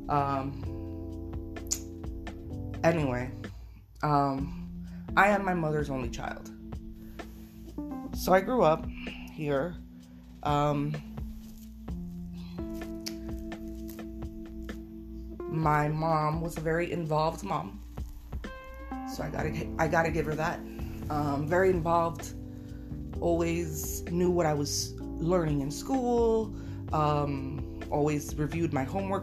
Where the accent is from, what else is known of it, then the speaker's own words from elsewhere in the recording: Miami, Florida, United States; I was born on December 7th, 1986 in Miami, Florida, to two Cuban parents